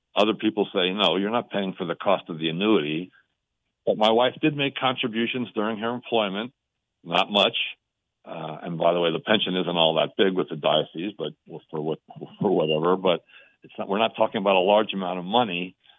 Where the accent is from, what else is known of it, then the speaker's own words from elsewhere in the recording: Allentown, Pennsylvania, United States; moved away as an adult; now in Denver, United States; I'm from Ara-, Allentown originally. We moved out here to be with the grandkids